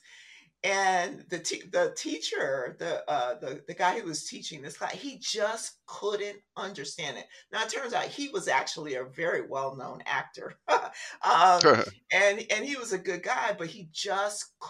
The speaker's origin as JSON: {"language": "English", "town": "Compton", "region": "California", "country": "United States", "also_born_or_lived": "View Park, California", "said": "I was from Compton"}